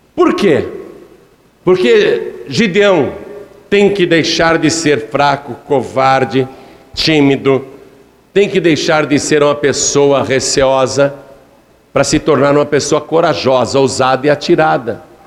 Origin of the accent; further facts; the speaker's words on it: Piracicaba, São Paulo, Brazil; eu sou piracicabano. Sou do interior do estado de São Paulo, não sou nem da capital. Nasci em Piracicaba